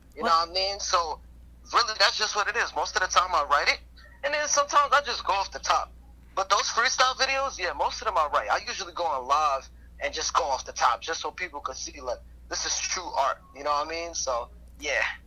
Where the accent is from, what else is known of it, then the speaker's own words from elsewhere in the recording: New York City, New York, United States; I'm from Brooklyn, and, and Brooklyn is tough